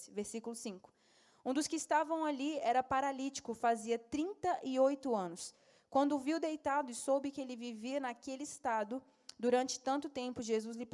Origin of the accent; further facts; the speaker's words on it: Brasília, Federal District, Brazil; sou de Brasília.